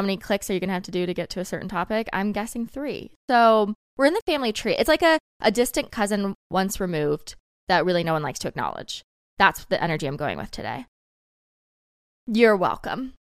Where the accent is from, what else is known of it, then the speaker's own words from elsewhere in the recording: the South, United States; I grew up in the South